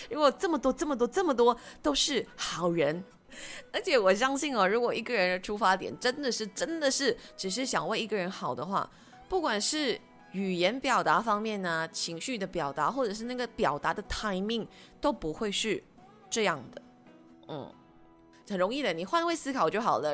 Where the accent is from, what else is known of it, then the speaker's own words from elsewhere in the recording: Malaysia; 我们是马来西亚人